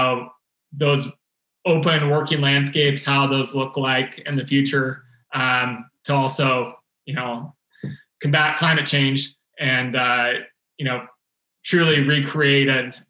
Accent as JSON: {"language": "English", "area": "Sierra Valley", "region": "California", "country": "United States", "tie": "born or raised there", "said": "Sierra Valley, my hometown"}